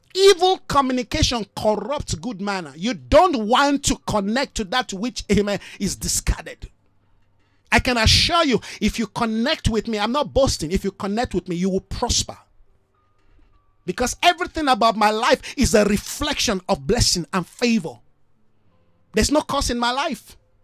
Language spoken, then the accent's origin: English; Nigeria; That's why I'm not disenfranchised as a Nigerian. No. They might be, oh, he's a Nigerian.